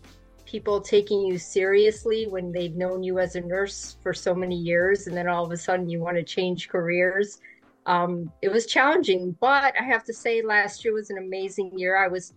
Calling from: Jacksonville, Florida, United States; I'm in Jacksonville, Florida.

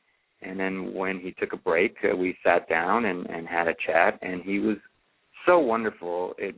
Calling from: San Francisco, California, United States; I'm in San Francisco, sunny, beautiful San Francisco.

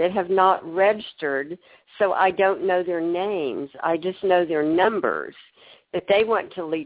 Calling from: Alabama, United States; Hello, I'm … from Alabama.

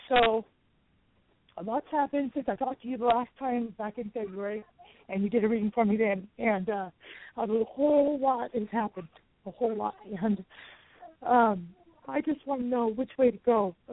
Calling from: Westwood, California, United States; I'm calling from uh, Westwood, California.

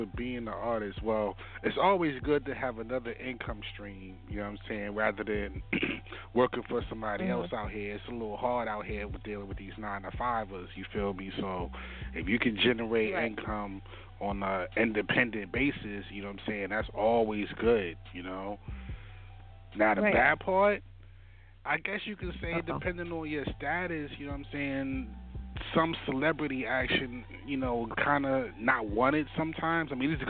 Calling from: Baltimore, Maryland, United States

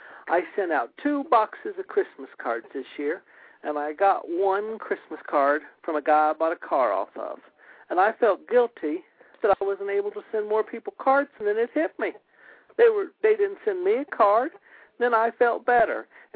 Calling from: Springfield, United States; I'm calling from Springfield.

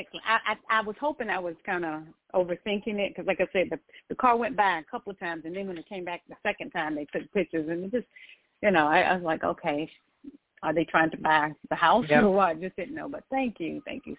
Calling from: North Carolina, United States; And presently, I'm calling from North Carolina.

